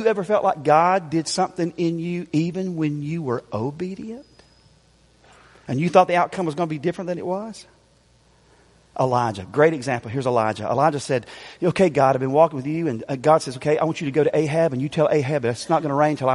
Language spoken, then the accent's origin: English; Greer, South Carolina, United States; I told y'all last night I'm from Greer. But I wasn't completely honest. Where I grew up is actually called Sunnyside